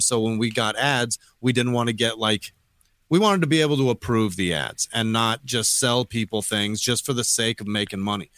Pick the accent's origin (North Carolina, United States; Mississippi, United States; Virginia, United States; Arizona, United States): Arizona, United States; Phoenix; also born or lived in Colorado Springs, Colorado; I grew up in Sou, uh, central Phoenix in a terrible neighborhood